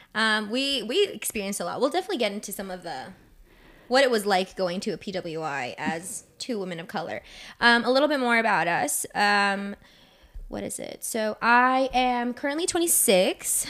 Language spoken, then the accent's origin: English; Northern Virginia, United States; I am born and raised in Northern Virginia